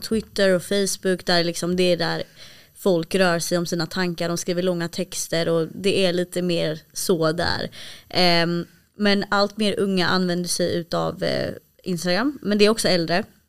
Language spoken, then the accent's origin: Swedish; Malmö, Skåne, Sweden; jag är uppvuxen i Malmö